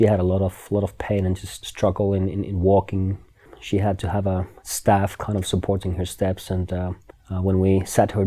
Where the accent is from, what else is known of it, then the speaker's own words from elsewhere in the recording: Finland; now in Kona, United States; I'm from Finland.